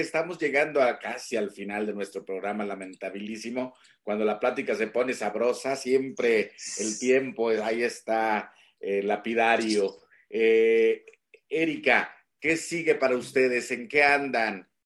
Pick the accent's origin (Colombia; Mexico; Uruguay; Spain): Mexico; Huasteca; moved away; yo también vengo de la Huasteca